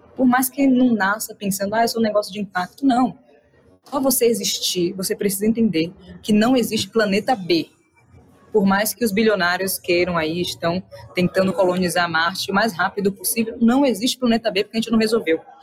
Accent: Salvador, Bahia, Brazil; Eu sou de Salvador, né, Bahia. Sou nordeste duas vezes porque nasci no bairro chamado Nordeste de Amaralina.

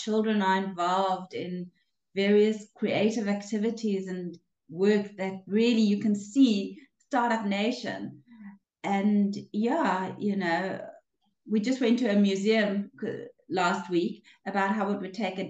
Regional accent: Cape Town, Western Cape, South Africa; moved away as an adult; now in Israel; I was born in a small town, actually, out of Cape Town. Grew up in Cape Town

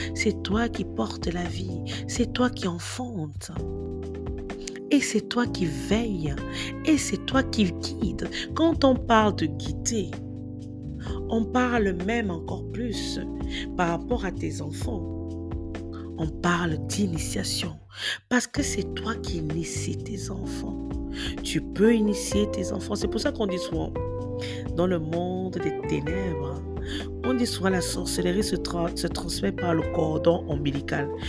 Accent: Cameroon; chez nous au Cameroun

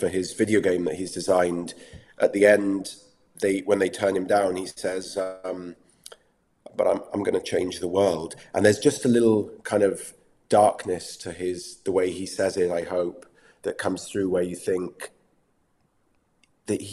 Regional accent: England, United Kingdom; accent: English; keeping an English accent

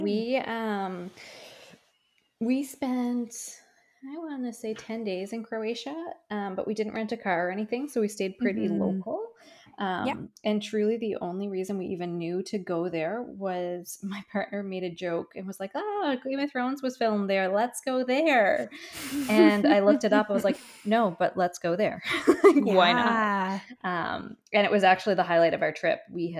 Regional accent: Newfoundland and Labrador, Canada; I think that's growing up in Newfoundland where it's, you know, a good day is 10 degrees and 25 is probably the highest it gets in the middle of July.

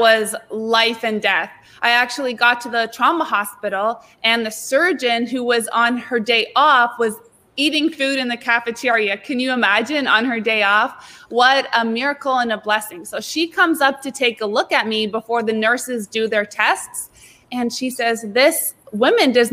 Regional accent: Canada; also born or lived in South Florida; now in Florida, United States; I'm from Canada originally, but I'm now living in South Florida and working at Palm Beach Atlantic

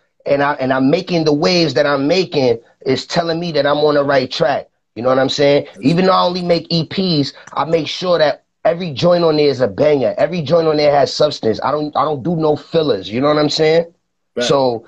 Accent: New York City, New York, United States; also born or lived in Rockland County, New York; I was born in the Bronx

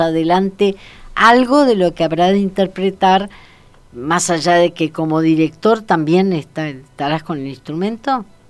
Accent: Argentina

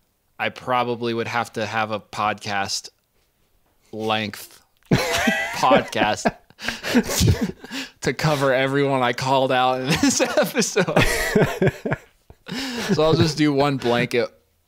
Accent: Bailey, Colorado, United States; also born or lived in Gunnison / Denver; as far as like where I grew up in Bailey and then Gunnison and then Denver and everything, I have good and bad memories in all of those places.

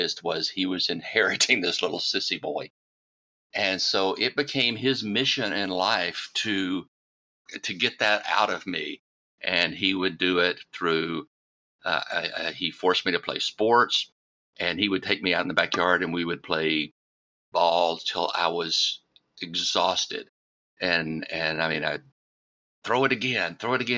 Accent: Deep South, United States; I was raised in the Deep South

